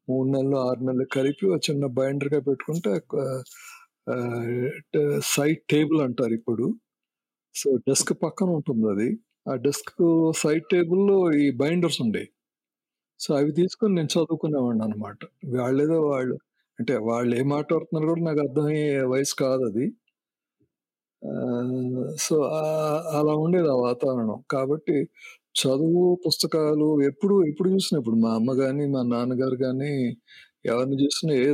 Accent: Vijayawada, Andhra Pradesh, India; born there; moved away; నేను పుట్టింది విజయవాడ నేను మైగ్రేట్ అయిపోయి వెళ్ళిపోయాం మేము లైక్ యూనో మెడ్రాస్ అంటాం మాకు ఏంటంటే Madras is an emotion Chennai is a city అంటాం

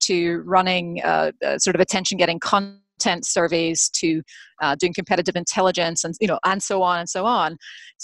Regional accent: Scotland, United Kingdom; moved away as an adult; now in United States; I grew up in Scotland, actually earned my liberal arts major, so earned my degree in history and English from University of Edinburgh

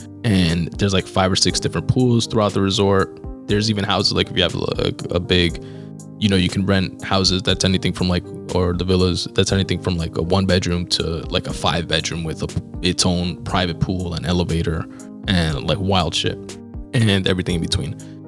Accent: New York, United States; We're like, New York.

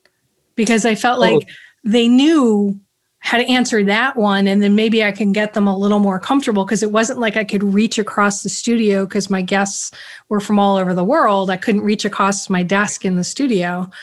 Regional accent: Yonkers, New York, United States; also born or lived in Brooklyn / Bronx; Yeah, I was born in Brooklyn, raised in the Bronx for the first 3 years and then Yonkers. And I don't have the accent.

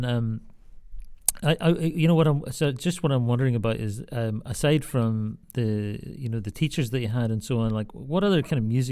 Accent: North Antrim, Northern Ireland, United Kingdom; I grew up in North Antrim

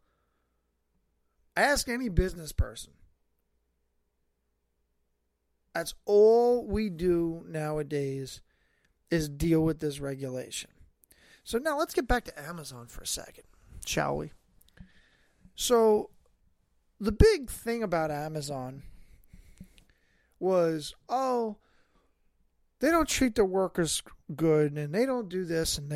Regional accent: New York, United States; also born or lived in Staten Island; somebody who's born and raised in New York. I live here

